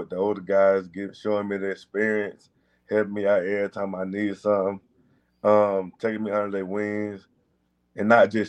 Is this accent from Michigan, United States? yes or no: no; Gainesville, Florida, United States; moved away as an adult; I'm from Gainesville, Florida.